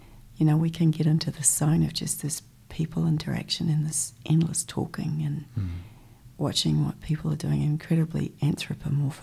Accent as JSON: {"language": "English", "town": "Christchurch", "region": "Canterbury", "country": "New Zealand", "tie": "born or raised there", "said": "I was born here in Riccarton, in Christchurch"}